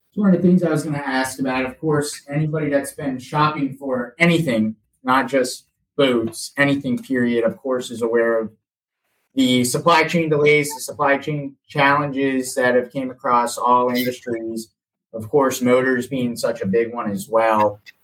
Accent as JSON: {"language": "English", "region": "Florida", "country": "United States", "said": "we're from Florida, so we're a little bit tan in December"}